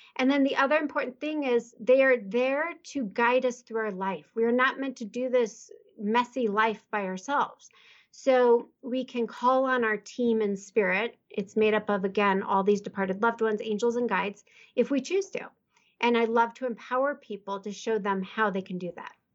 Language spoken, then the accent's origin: English; Midwest, United States; moved away as an adult; I'm from the Midwest.